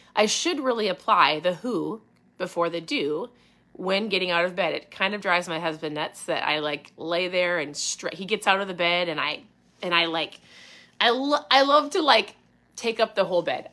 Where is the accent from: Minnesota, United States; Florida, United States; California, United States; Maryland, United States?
Minnesota, United States; accent: strong O's; I'm from Minnesota? My O's can be strong